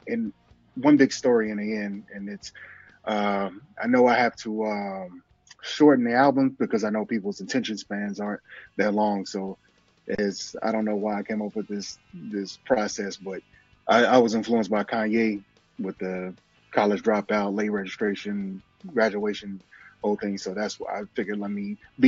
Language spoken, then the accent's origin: English; Houston, Texas, United States; moved away as an adult; now in Atlanta, United States; I'm from Houston. Moved to Atlanta a few years back